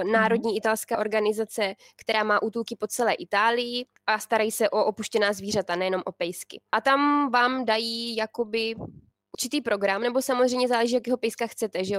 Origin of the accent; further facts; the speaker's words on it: Czechia; now in Italy; my Češi